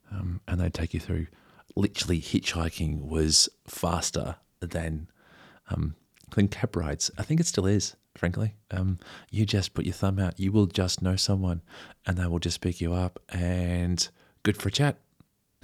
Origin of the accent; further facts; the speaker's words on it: Barooga, New South Wales, Australia; Anyway, so he's from Yarrawonga. I'm from Baruga.